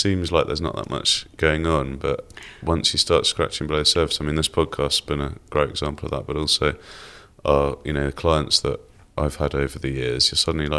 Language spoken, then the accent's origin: English; near Cambridge, East of England, United Kingdom; also born or lived in Bristol; now in Herefordshire, United Kingdom; I grew up near Cambridge originally.